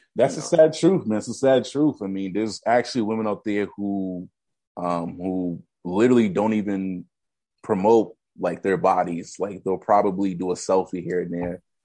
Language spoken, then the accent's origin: English; Boston, Massachusetts, United States; I'm from the Bean and from Boston